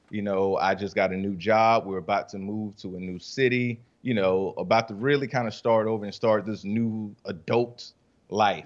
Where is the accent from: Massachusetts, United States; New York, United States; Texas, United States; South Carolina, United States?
South Carolina, United States; Rock Hill; also born or lived in Columbia, South Carolina / Charlotte, North Carolina; I'm from Rock Hill, South Carolina